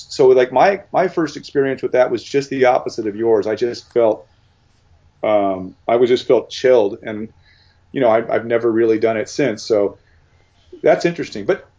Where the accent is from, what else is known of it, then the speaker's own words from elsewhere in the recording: Manhattan Beach, California, United States; moved away; also born or lived in Venice, Los Angeles; I grew up, you know, I was in Venice first, but then I spent, you know, high school years and stuff in Manhattan Beach. It feels like home. My brother still lives there, and I wouldn't move back, but I'm really glad I grew up there, especially when I did.